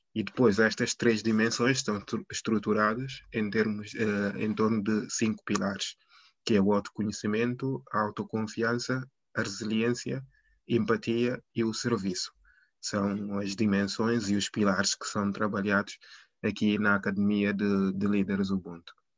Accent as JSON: {"language": "Portuguese", "country": "Guinea-Bissau", "moved": "yes", "lives_now": "Lisbon, Portugal", "said": "sou, sou, sou guineense"}